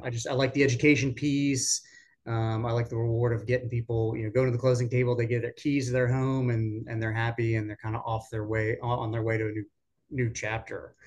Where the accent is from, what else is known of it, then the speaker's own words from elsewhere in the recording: Richmond, Virginia, United States; moved away as an adult; now in Raleigh, United States; back in Richmond, my hometown